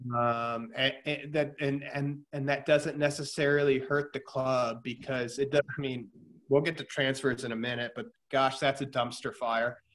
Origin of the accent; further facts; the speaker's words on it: United States; I'm American